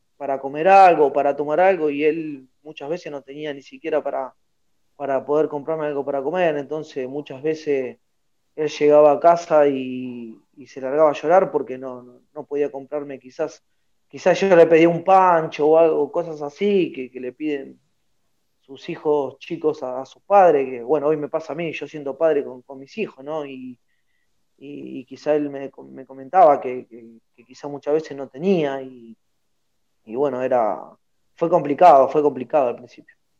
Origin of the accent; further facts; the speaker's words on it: Lomas de Zamora, Buenos Aires Province, Argentina; en el barrio de Villa Albertina tengo la casa de mis viejos donde yo me, donde me crié